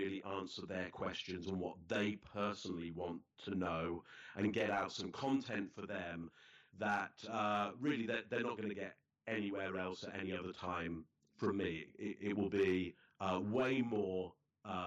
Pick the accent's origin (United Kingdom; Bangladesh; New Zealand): United Kingdom; England; now in Toronto, Canada; as a British kid, an English kid